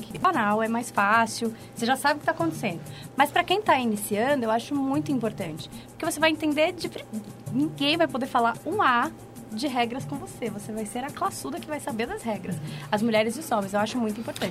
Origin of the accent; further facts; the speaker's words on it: São Paulo, Brazil; eu sou de Itaquera, sou da Zona Leste, graças a Deus. Muito feliz por ser da Zona Leste. Born and raised.